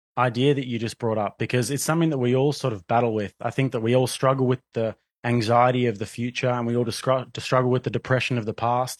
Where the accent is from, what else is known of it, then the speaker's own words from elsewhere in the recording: Australia; moved away; growing up in Australia